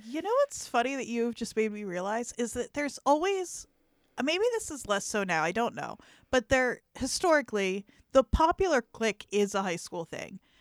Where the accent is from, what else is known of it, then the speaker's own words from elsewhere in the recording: New Jersey, United States; in South Jersey, at least the part that I was from